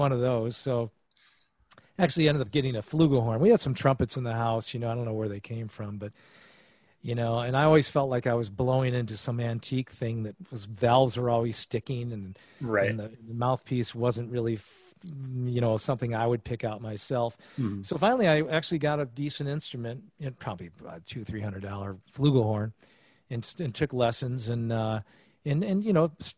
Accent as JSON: {"language": "English", "town": "Geneva", "region": "New York", "country": "United States", "tie": "born or raised there", "said": "in Geneva, New York, my hometown, which is where I'm staying right now"}